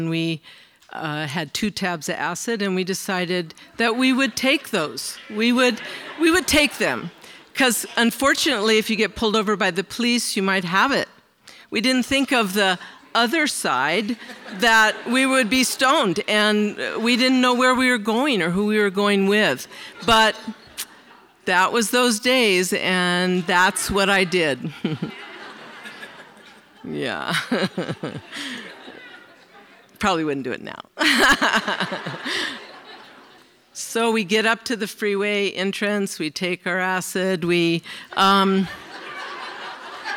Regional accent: San Francisco Bay Area, California, United States; I was raised in the Bay Area, in San Francisco area

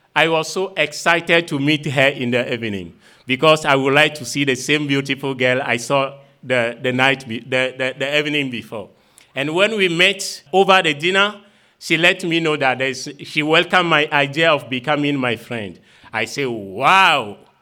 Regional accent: Vogan, Maritime, Togo; I am from Vogan village situated in uh, the south of Togo

